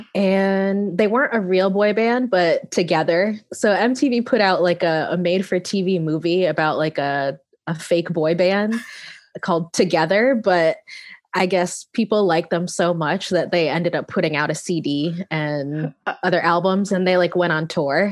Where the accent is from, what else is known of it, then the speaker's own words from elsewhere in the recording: Connecticut, United States; growing up in Connecticut, which is where I'm from